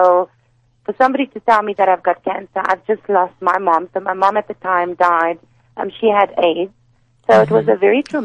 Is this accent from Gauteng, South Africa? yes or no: yes; Pretoria, Gauteng, South Africa; I'm from Pretoria, so I used to work very closely with the Pretoria office